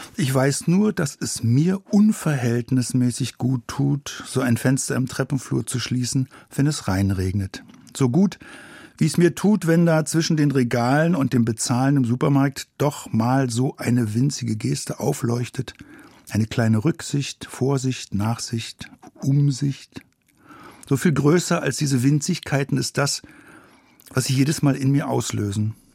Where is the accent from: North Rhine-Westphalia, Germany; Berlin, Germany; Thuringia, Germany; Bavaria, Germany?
Berlin, Germany; im Prenzlauer Berg, zweiter Hinterhof, kriegsversehrte Behausung mit Ratten unterm Behelfsdach, Kohlen im brüchigen Keller. Die Tür gegenüber führte ins Nichts, denn das Quergebäude gab es nicht mehr, seit einer dieser Bombennächte. Meine Gegend, mein Revier, wo ich erwachsen wurde